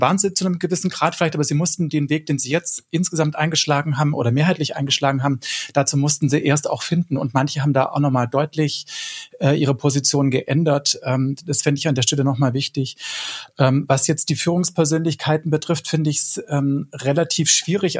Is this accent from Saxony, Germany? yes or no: no; Swabia, Baden-Württemberg, Germany; accent: Swabian; die dann meinen Dialekt sprechen, wenn ich auf einer Demo bin, äh, als Schwabe